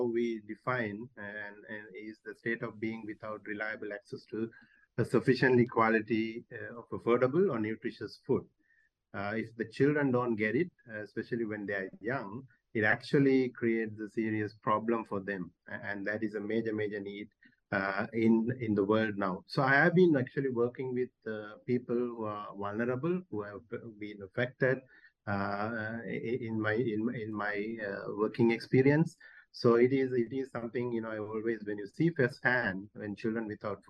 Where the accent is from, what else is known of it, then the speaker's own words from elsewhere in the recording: Sri Lanka; I'm from Sri Lanka